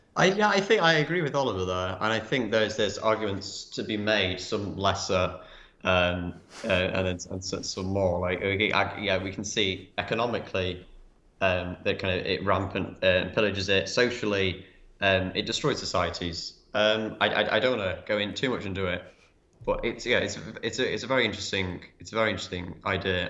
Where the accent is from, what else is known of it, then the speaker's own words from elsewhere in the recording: England, United Kingdom; as English people